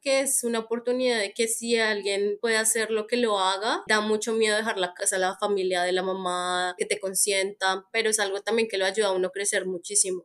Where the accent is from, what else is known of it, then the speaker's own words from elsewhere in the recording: Colombia; moved away as an adult; also born or lived in Netherlands / Melbourne, Australia; yo salí de Colombia nuevamente hace como, bueno, desde el 2019